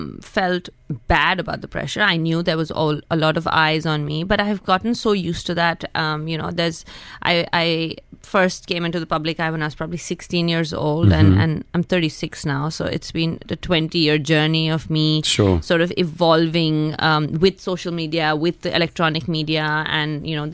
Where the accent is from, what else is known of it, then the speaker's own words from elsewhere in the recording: Hyderabad, Telangana, India; also born or lived in Mumbai, India / United States; I was born in Mumbai. Okay, so. But I am from Hyderabad.